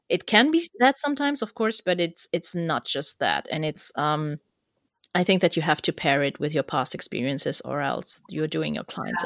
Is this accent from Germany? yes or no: yes; Germany; accent: German; English is a second language; my German accent.